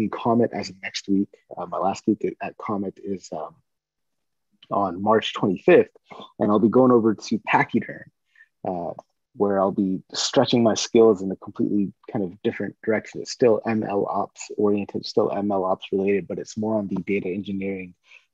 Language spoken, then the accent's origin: English; Northern California, United States; I grew up in Northern California